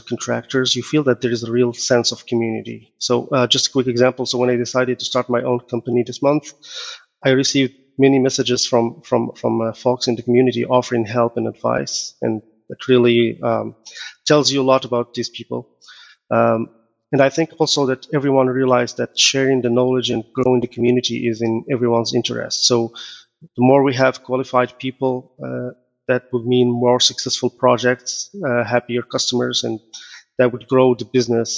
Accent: Morocco; now in Canada; I am originally from Morocco. I moved to Canada in 2005, became citizen in 2014.

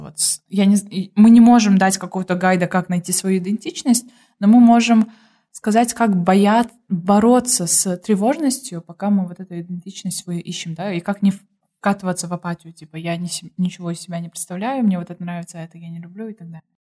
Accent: Kyrgyzstan

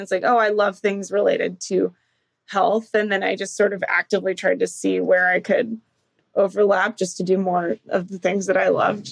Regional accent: San Diego, California, United States; moved away; also born or lived in Georgia; I grew up in San Diego

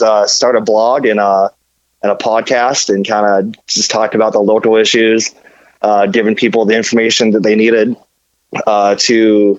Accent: Nebraska, United States; moved away as an adult; now in Indianapolis, United States; I'm originally from Nebraska. I've been here in Indiana since March of 2017

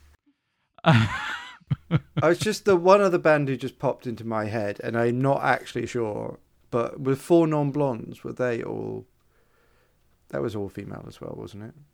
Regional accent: United Kingdom; I'm your only British friend

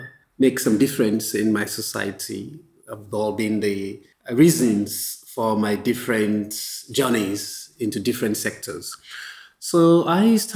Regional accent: Freetown, Western Area, Sierra Leone; also born or lived in London, United Kingdom; now in Accra, Ghana; So I'm a Sierra Leonean. I come from Freetown, Sierra Leone.

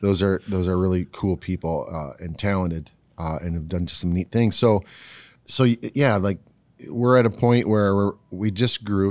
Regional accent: Ohio, United States; now in West Michigan, United States; I was born in Ohio.

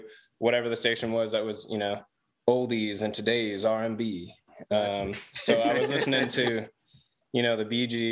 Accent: California, United States; now in Greensboro, United States; I'm from California

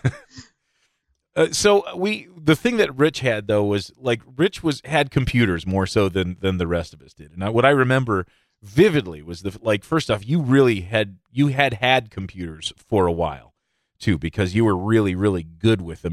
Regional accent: Midland, Michigan, United States; I grew up in Midland. I was born here. I grew up here. Uh, I still live in Midland, technically.

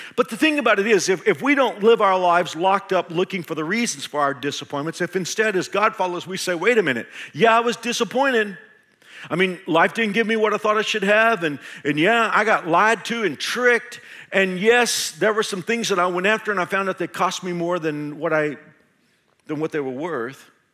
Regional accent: Texas, United States; moved away as an adult; now in Kansas, United States; I'm a Texan

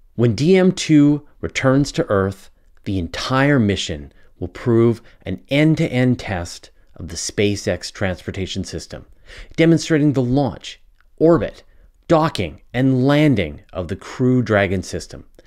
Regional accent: Canada; accent: Canadian; my Canadian accent

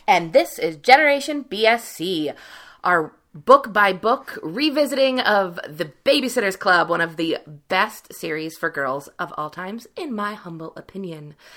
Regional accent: Cincinnati, Ohio, United States; growing up in Cincinnati, Weatherington, which is like beautiful mansion houses

